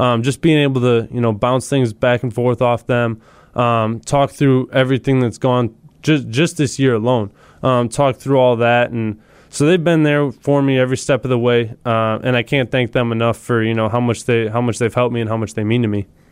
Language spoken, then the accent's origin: English; Wisconsin, United States; me and him both growing up here